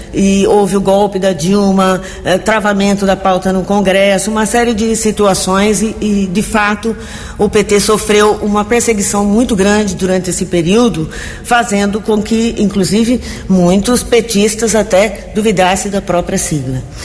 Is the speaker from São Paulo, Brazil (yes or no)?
yes; Americana, São Paulo, Brazil; eu sou nascida em Americana, nasci no bairro Cordenunce, aqui vivi todo esse tempo